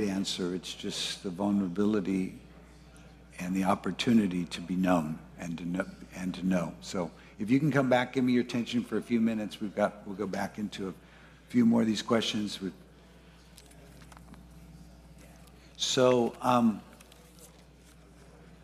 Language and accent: English; Ventura, California, United States; I grew up in Ventura